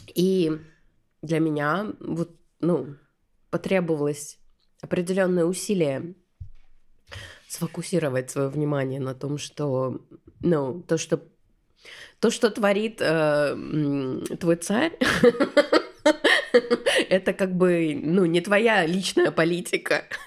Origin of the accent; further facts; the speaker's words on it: Saint Petersburg, Russia; moved away as an adult; also born or lived in Istanbul; я родилась в Питере, всегда в нем жила